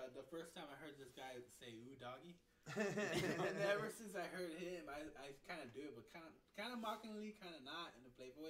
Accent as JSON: {"language": "English", "region": "Iowa", "country": "United States", "tie": "born or raised there", "moved": "yes", "said": "I grew up in Iowa, Midwest."}